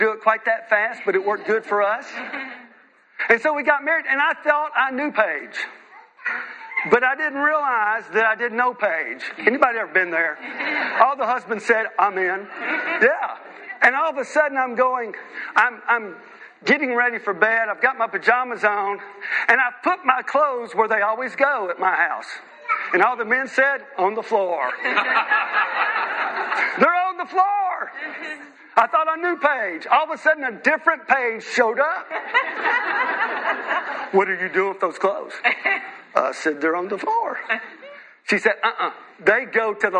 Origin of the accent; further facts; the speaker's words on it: United States; moved away as an adult; now in United Kingdom; I'm a missionary from the United States